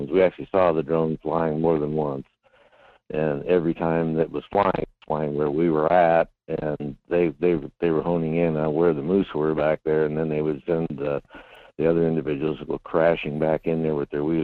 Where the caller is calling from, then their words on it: Seward, Alaska, United States; That's uh, Bob and Seward.